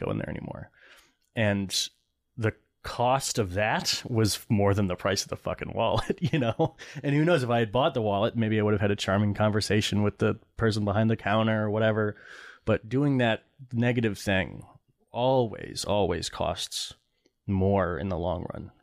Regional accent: East Lansing, Michigan, United States; also born or lived in Connecticut; I grew up in East Lansing where, uh, you know, where Michigan State is

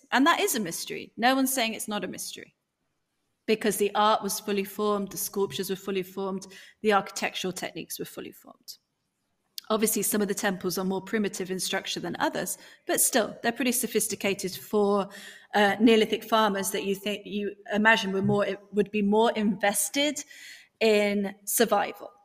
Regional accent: United Kingdom; accent: strong British; my strong British accent.

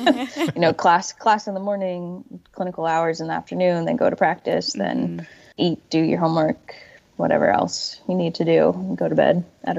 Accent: Warrenton, Virginia, United States; moved away as an adult; also born or lived in Athens, West Virginia / East Stroudsburg, Pennsylvania; So I grew up in Warrenton, Virginia, which is in Fauquier County. So I went through the public school system there, and then I went to undergrad at Concord University in Athens, West Virginia.

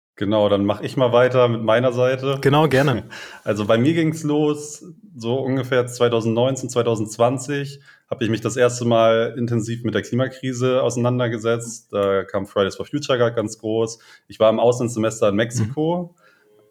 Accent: Lentföhrden, Schleswig-Holstein, Germany; moved away as an adult; also born or lived in Brandenburg an der Havel / Witten; wir kommen beide aus dem hohen Norden, aus dem kleinen Dörfchen Lenförden mhm. im Kreis Segeberg

